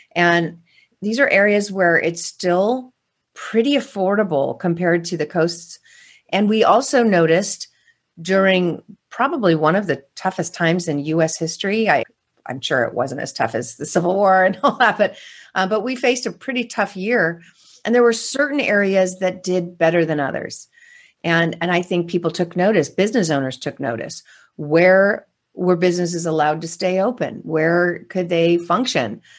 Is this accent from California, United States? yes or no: yes; California, United States; I'm from California